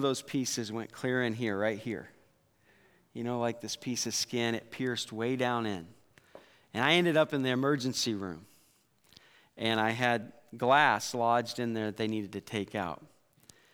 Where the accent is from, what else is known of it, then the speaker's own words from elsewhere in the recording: Iowa, United States; growing up in Iowa